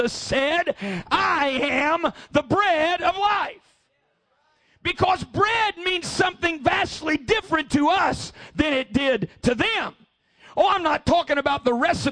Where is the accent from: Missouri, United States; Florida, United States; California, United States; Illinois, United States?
Missouri, United States; born or raised there